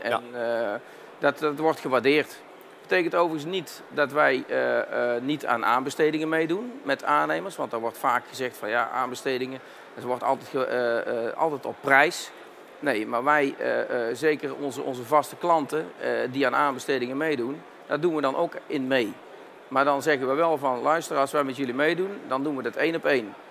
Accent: Tilburg, North Brabant, Netherlands; Een andere tongval, dat klopt. Ik kom zelf uit Tilburg.

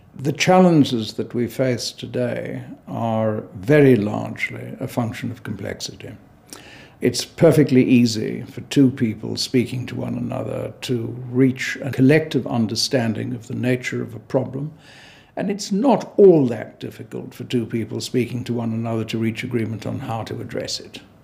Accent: South Africa; I'm South African by origin

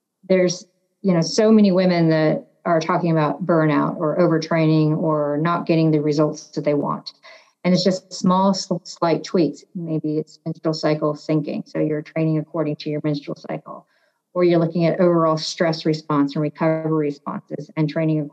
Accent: San Francisco, California, United States; growing up in San Francisco

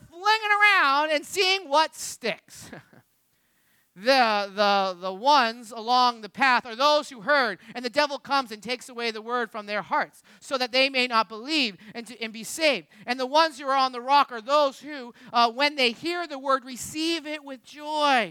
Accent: Jersey Shore, New Jersey, United States; we're from the Jersey Shore

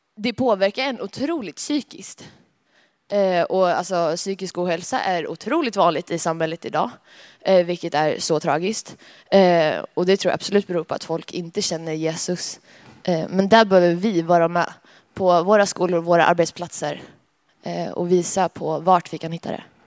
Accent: Alingsås, Västra Götaland, Sweden; kommer från Allingsås

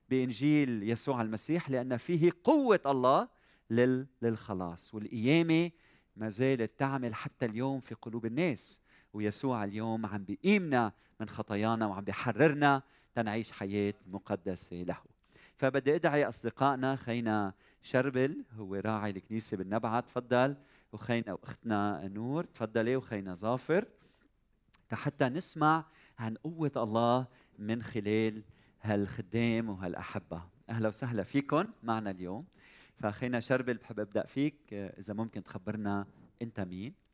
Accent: Iraq; accent: Iraqi; now in Lebanon; أنا من العراق من العراق

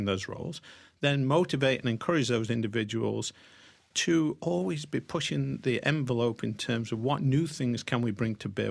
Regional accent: Sherwood Forest, central England, East Midlands, United Kingdom; moved away as an adult; also born or lived in Pennsylvania / Wilmington, Delaware; now in United States; grew up in central part of England in Sherwood Forest

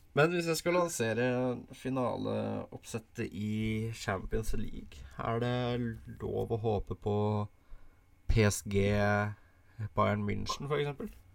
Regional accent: Norway; Som nordmann

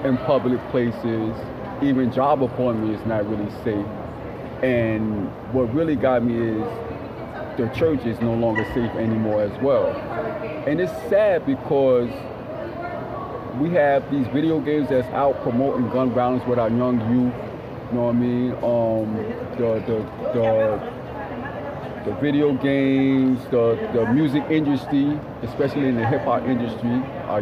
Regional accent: New York City, New York, United States; In the Bronx, South Bronx, 170 and Southern, on Southern Boulevard

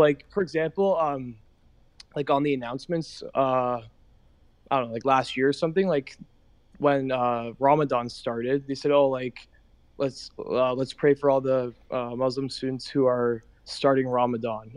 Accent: Toronto, Ontario, Canada; I'm from Toronto

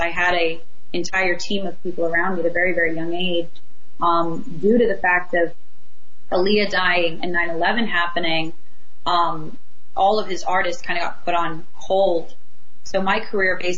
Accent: Las Vegas, Nevada, United States; Vegas is my hometown. So that's my hometown. That's where I was raised. Majority of my life, and from I was about 6 years old, we moved there

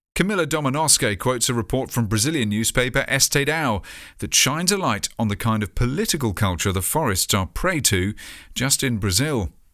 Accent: United Kingdom; proud to be British.

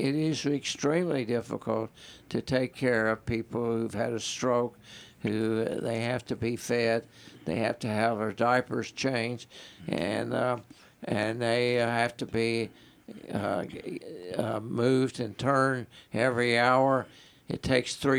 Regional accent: Campbellsville, Kentucky, United States; I was born and raised in Campbellsville and then been practicing there for 42 years.

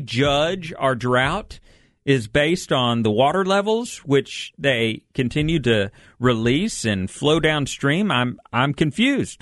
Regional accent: Texas, United States; I'm from Texas.

